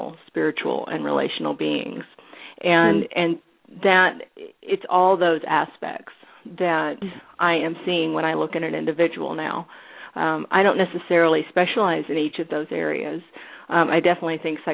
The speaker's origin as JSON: {"language": "English", "region": "Tennessee", "country": "United States", "tie": "born or raised there", "also_born_or_lived": "California", "moved": "as an adult", "lives_now": "Los Angeles, United States", "said": "I grew up in Tennessee"}